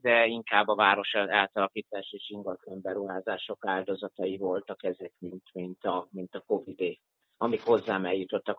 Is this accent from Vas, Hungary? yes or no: no; Zalaegerszeg, Zala, Hungary; also born or lived in Vienna; tudatosan hazajöttem a második hullámra a szülővárosomba, Zalaegerszegre